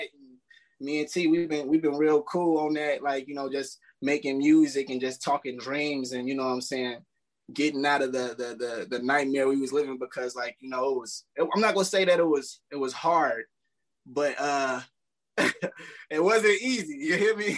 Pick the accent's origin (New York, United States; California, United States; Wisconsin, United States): Wisconsin, United States; Milwaukee; also born or lived in Chicago, Illinois; I moved to Milwaukee. I was young